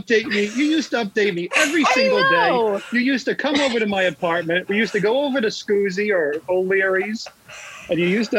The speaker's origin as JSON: {"language": "English", "region": "New Jersey", "country": "United States", "tie": "born or raised there", "said": "my hometown."}